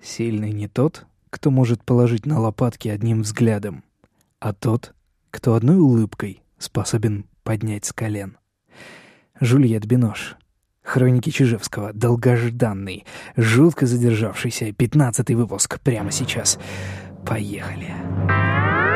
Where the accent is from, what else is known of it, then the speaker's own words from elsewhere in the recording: Saint Petersburg, Russia; я петербуржец